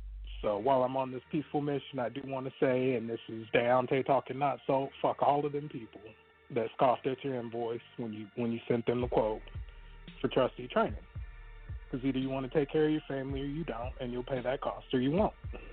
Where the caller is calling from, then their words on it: Texas, United States; I'm calling from Texas